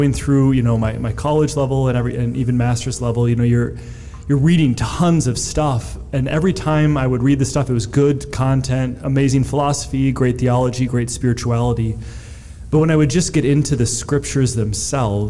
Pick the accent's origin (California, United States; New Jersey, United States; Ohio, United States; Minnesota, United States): Minnesota, United States; Lakeville; I grew up in Lakeville